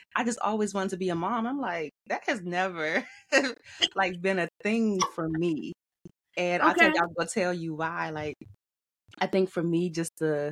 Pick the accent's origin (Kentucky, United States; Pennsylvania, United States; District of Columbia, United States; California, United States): District of Columbia, United States; Washington; I'm born and raised in Washington, D.C.